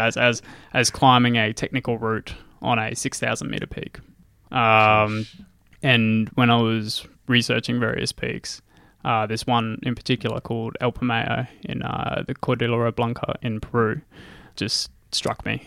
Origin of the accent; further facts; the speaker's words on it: Gladstone, Queensland, Australia; moved away as an adult; also born or lived in Rockhampton / Nanango; now in Brisbane, Australia; I grew up in Gladstone.